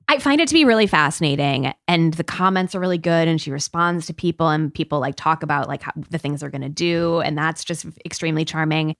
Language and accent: English; Peoria, Illinois, United States; growing up in Peoria slash Dunlap, Illinois, where I also grew up.